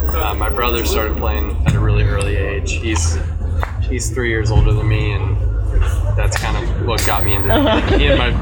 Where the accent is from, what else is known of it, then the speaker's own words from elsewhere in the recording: San Antonio, Texas, United States; also born or lived in Charleston; I grew up in San Antonio.